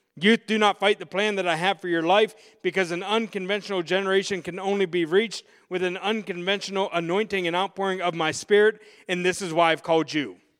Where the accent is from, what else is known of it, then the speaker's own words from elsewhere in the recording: Pittsburgh, Pennsylvania, United States; I'm from Pittsburgh, so I'm a diehard Pittsburgh Steelers fan.